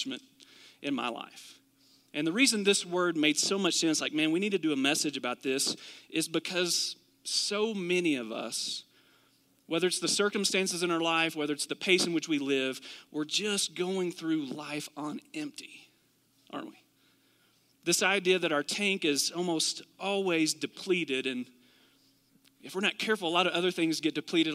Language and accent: English; Kentucky, United States; moved away; also born or lived in Arizona; Did live in Arizona for about 8 years, but originally from Kentucky.